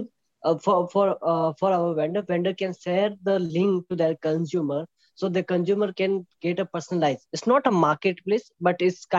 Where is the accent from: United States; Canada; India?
India; Jodhpur, Rajasthan; I'm from Jodhpur, Rajasthan